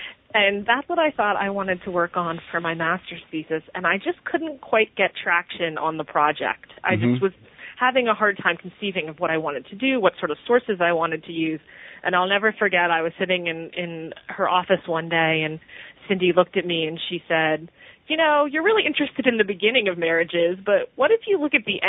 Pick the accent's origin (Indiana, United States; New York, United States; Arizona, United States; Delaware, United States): Delaware, United States; Wilmington; So I grew up in Wilmington, Delaware, the large family, mm-hmm. and I went to college in North Carolina